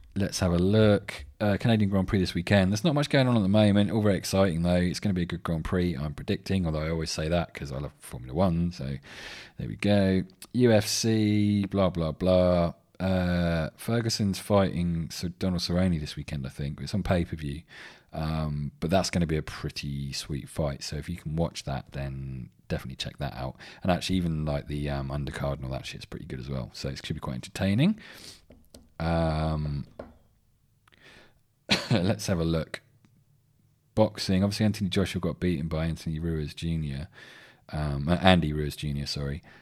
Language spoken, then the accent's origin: English; England, United Kingdom; I'm English